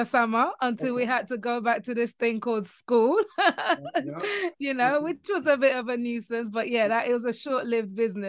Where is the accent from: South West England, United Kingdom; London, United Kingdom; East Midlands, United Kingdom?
London, United Kingdom; now in Kent, United Kingdom; I'm in an area called Kent, which is just outside London. I grew up in London and then moved to Kent, which is a little bit more leafy.